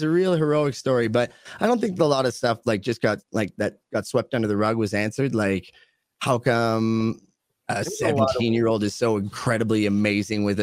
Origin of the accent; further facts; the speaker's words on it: Canada; I'm Canadian